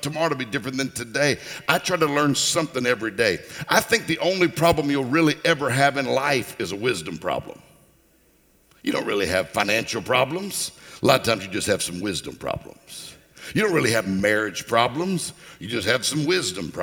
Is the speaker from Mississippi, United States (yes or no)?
yes; Mississippi, United States; I'm from Mississippi.